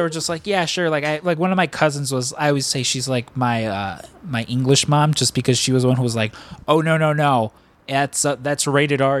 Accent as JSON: {"language": "English", "town": "Chicago", "region": "Illinois", "country": "United States", "said": "we're all from Chicago"}